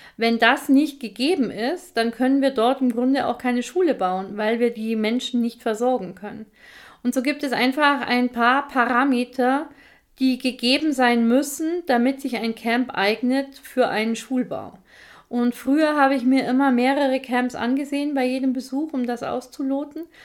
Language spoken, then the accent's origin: German; Bavaria, Germany; bei uns in Bayern